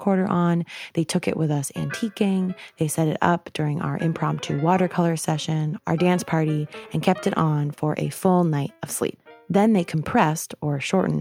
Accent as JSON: {"language": "English", "region": "New York", "country": "United States", "moved": "yes", "said": "I went back to my home state in New York"}